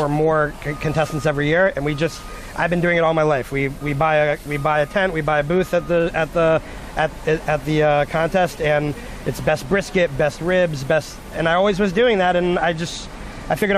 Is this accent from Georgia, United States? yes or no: no; Memphis, Tennessee, United States; moved away; I grew up in Memphis, Tennessee, and I've always been around barbecue and smoked foods and just southern cooking in general.